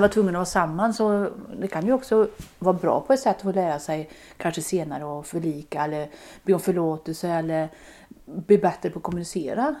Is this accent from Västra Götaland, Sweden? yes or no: yes; Baldersnäs, Västra Götaland, Sweden; Där är jag född och uppväxt